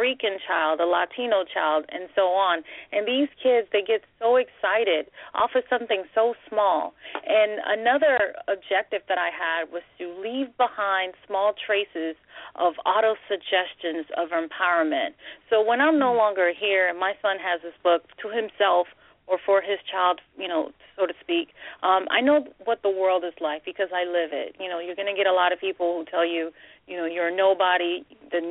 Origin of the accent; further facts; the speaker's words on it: Nigeria; moved away; I'm originally from Nigeria.